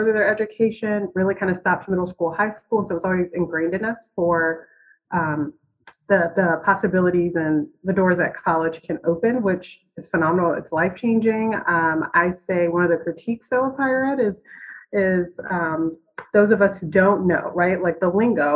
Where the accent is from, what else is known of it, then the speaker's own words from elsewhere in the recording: Virginia Beach, Virginia, United States; Originally, I'm from Virginia Beach, Virginia, 757.